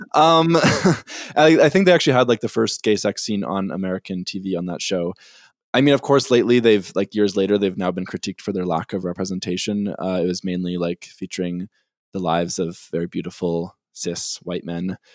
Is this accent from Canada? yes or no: yes; Winnipeg, Manitoba, Canada; I'm from Winnipeg